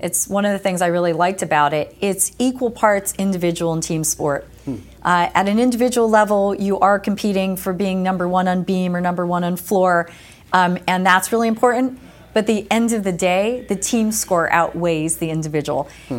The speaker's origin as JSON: {"language": "English", "region": "East Coast", "country": "United States", "tie": "born or raised there"}